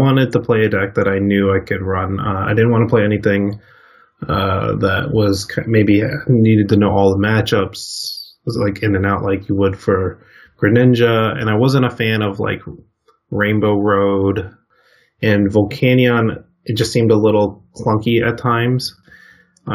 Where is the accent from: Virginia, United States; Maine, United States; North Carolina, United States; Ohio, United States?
Virginia, United States; now in Seattle, United States; I live in Seattle, Washington now, and I'm originally from the East Coast in Virginia